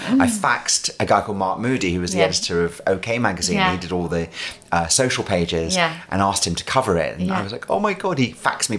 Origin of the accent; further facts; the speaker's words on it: Scotland, United Kingdom; accent: strong Scottish; also born or lived in London; Went, left London, came to live back in Scotland.